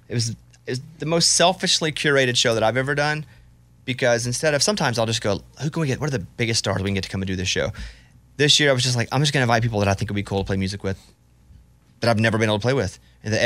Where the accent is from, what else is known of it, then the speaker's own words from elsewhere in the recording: Arkansas, United States; I said, I can tell that joke, I'm from Arkansas.